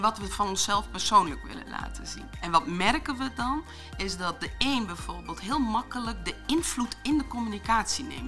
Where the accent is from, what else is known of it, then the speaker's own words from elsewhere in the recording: Achterhoek, Gelderland, Netherlands; Ik ben geboren in de Achterhoek, wat misschien ook wel te horen zal zijn